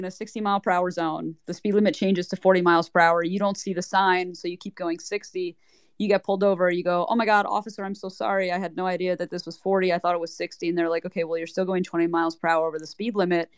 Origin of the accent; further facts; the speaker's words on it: Philadelphia, Pennsylvania, United States; I'm from Philadelphia